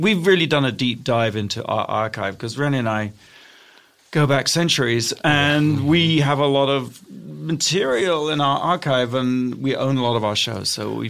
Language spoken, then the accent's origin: English; United Kingdom; moved away as an adult; also born or lived in Portsmouth; now in United States; I'm British originally. So, American now, but dual citizen.